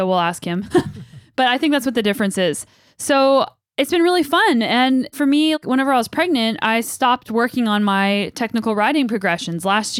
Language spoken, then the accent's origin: English; United States; now in Canada; I'm an American in Canada. And apparently I'm talking more like a Canadian these days, which is, I guess, to be expected.